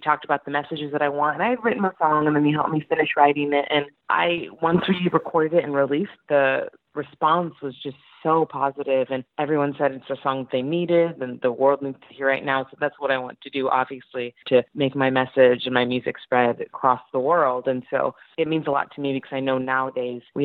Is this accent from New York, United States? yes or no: no; Santa Barbara, California, United States; moved away as an adult; also born or lived in Chicago; now in Los Angeles, United States; I'm originally from Santa Barbara, which is in Southern California. And I grew up singing